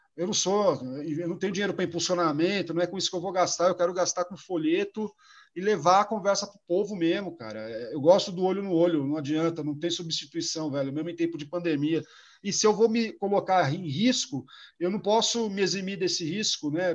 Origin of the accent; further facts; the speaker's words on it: São Carlos, São Paulo, Brazil; now in São Paulo, Brazil; Lá em São Carlos do Pinhal, a terra onde eu nasci. Nós somos de família muito pobre lá